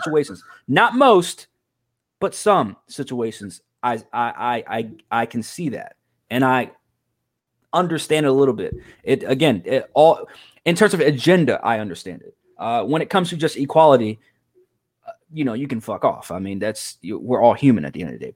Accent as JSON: {"language": "English", "country": "United States", "said": "I'm proud to be from America"}